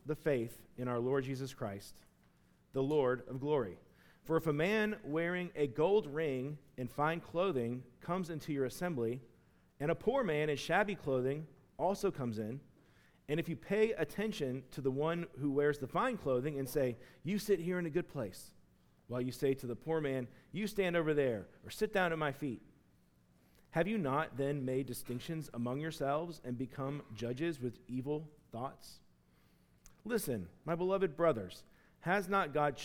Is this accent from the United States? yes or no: yes; Chattanooga, Tennessee, United States; moved away; I'm from Chattanooga, Tennessee